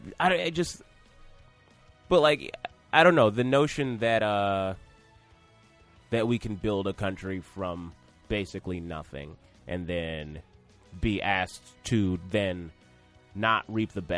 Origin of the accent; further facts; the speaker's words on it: Atlanta, Georgia, United States; I'm from Atlanta